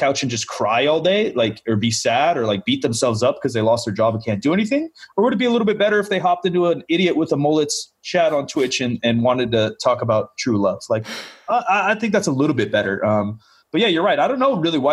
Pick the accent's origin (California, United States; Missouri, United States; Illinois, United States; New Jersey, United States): California, United States; Sacramento; also born or lived in Portland; I was born in Portland, but pretty much raised in Sacramento.